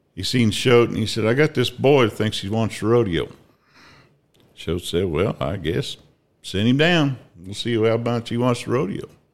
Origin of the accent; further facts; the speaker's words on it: Altoona, Kansas, United States; also born or lived in Ada, Oklahoma / Fredonia, Kansas; Grew up in Altoona, Kansas